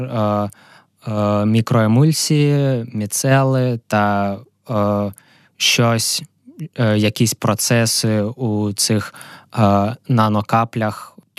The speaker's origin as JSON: {"language": "Ukrainian", "town": "Kharkiv", "region": "Kharkiv Oblast", "country": "Ukraine", "tie": "born or raised there", "also_born_or_lived": "Amsterdam", "moved": "as an adult", "said": "сам я з Харкова, там я народився, там я вчився в школі."}